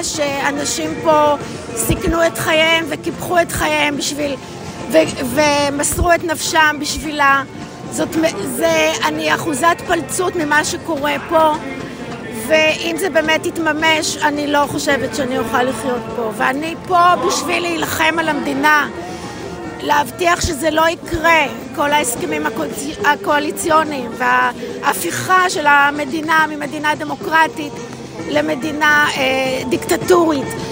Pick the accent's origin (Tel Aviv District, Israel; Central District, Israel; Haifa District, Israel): Central District, Israel; Ness Ziona; אני מנס ציונה